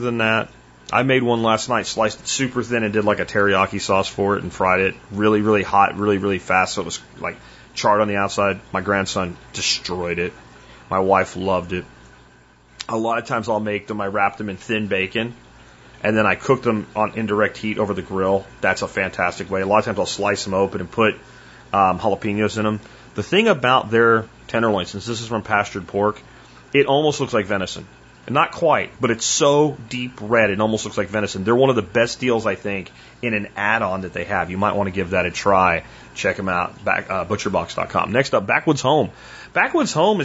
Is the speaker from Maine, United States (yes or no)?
no; Pennsylvania, United States; also born or lived in Florida; when I was a kid and we moved from Florida back to Pennsylvania